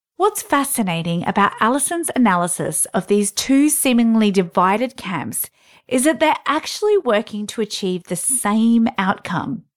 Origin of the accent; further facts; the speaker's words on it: Canberra, Australian Capital Territory, Australia; my hometown of Canberra